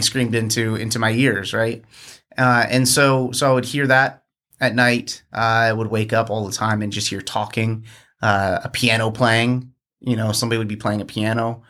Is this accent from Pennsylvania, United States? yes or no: yes; outside Philadelphia, Pennsylvania, United States; also born or lived in New Jersey; now in Richmond, United States; grew up outside of, uh, uh, Philadelphia in Pennsylvania